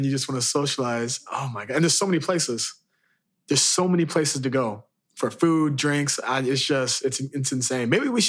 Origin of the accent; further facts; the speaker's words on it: Chicago, Illinois, United States; now in New York, United States; So as many of you guys know, I came from Chicago to New York and moving over here